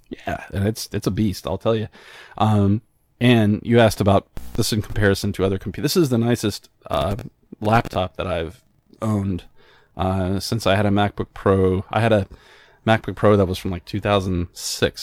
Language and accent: English; New Mexico, United States; moved away; also born or lived in Albuquerque, New Mexico; I'm originally from New Mexico